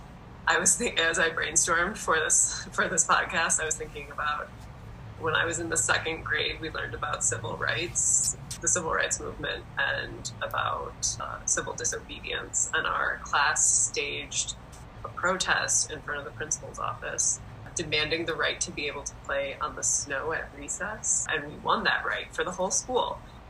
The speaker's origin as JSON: {"language": "English", "region": "Wisconsin", "country": "United States", "tie": "born or raised there", "said": "So I grew up in Wisconsin, and I think Wisconsin is a pretty interesting place in terms of a lot of like social wellness programs got started there, and it has pretty strong labor movement roots."}